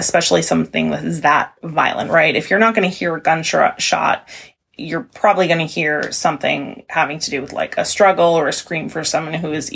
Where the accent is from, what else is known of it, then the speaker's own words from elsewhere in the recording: Maine, United States; I'm from Maine.